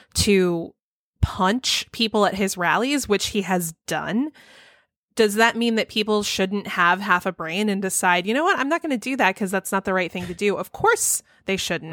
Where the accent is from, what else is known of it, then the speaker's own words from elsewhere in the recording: Texas, United States; I grew up in Texas